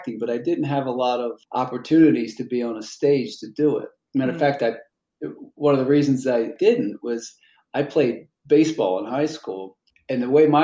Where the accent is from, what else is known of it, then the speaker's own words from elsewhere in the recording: Maryland, United States; moved away as an adult; now in Los Angeles, United States; I'm originally from Maryland.